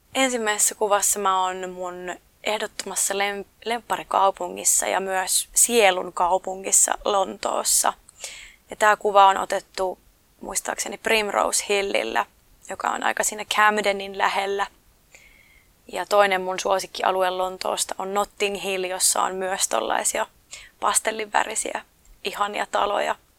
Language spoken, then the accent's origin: Finnish; Oulu, North Ostrobothnia, Finland; moved away; also born or lived in London; omassa kotikaupungissa